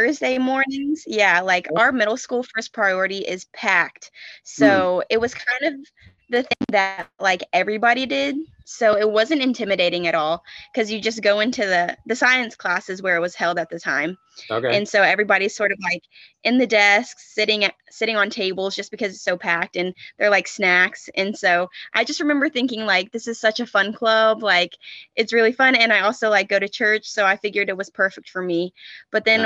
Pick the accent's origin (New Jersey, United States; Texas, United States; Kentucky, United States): Kentucky, United States; Boyle County; I'm from Boyle County, which is in Kentucky, central Kentucky.